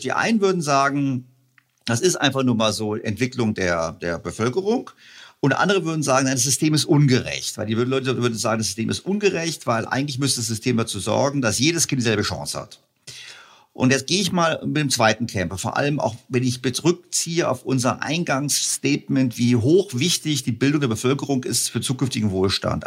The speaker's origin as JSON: {"language": "German", "region": "Bavaria", "country": "Germany", "tie": "born or raised there", "said": "Ich bin, auch in Bayern zur Schule gegangen, also zumindest Gymnasium"}